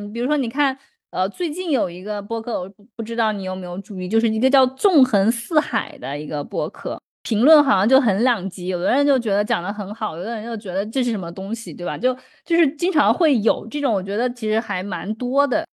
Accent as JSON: {"language": "Chinese", "region": "southern China", "country": "China", "accent": "heavy southern accent", "moved": "yes", "said": "反正我也知道我口音很重，因为南方人嘛"}